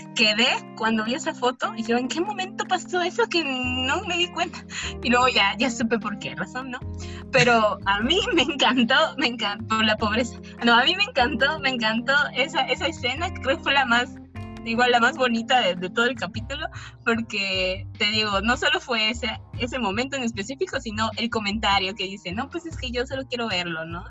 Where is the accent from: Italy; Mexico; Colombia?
Mexico; yo vengo de México